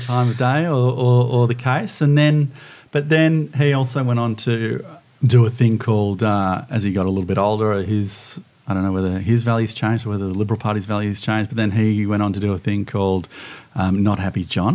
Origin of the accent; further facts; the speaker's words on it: Sydney, New South Wales, Australia; also born or lived in Bondi Beach, Sydney; I grew up in Mossman